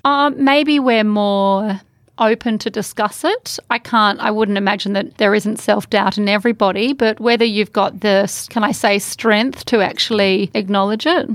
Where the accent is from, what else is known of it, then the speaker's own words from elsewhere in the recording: Australia; our country